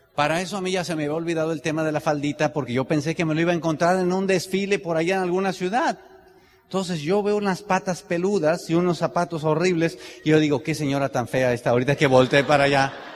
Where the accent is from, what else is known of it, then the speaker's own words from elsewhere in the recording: Tenancingo, Mexico; yo soy de Tenancingo